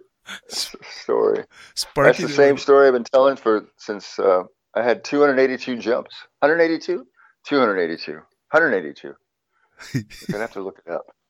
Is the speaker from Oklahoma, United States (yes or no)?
yes; Tulsa, Oklahoma, United States; moved away as an adult; also born or lived in California; I grew up in Tulsa, North Tulsa, where they had the race fucking massacre.